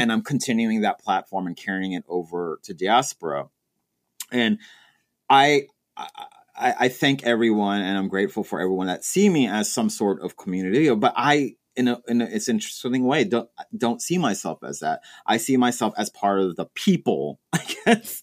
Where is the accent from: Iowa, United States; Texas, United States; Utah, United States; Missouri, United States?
Texas, United States; moved away; I'm originally from Texas